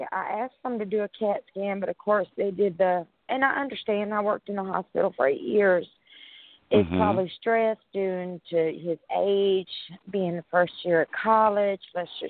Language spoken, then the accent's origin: English; Tennessee, United States; I'm from Tennessee.